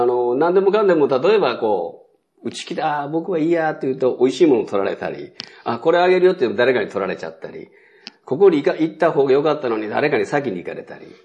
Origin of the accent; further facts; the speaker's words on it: Moriguchi, Osaka, Japan; accent: Osaka dialect; also born or lived in Kochi Prefecture; 高知県出身ですけども、三歳の時にも大阪に引っ越してきてまして